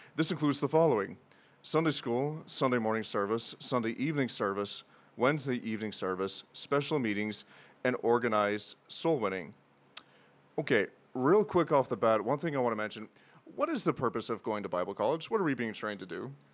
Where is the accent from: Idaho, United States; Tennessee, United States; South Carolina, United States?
Tennessee, United States; in Tennessee, where I lived, and that's actually how I ended up in Crown, not too far away from where uh, my cabin was in the woods, which I did grow up in cabin. So, yeah, so I am a proud Appalachian American